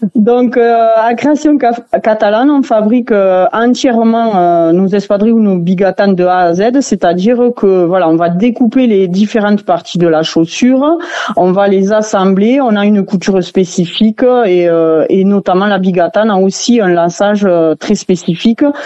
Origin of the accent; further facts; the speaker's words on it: Saint-Laurent-de-Cerdans, Occitania, France; on est tous originaires de Saint-Laurent hein, dans l'atelier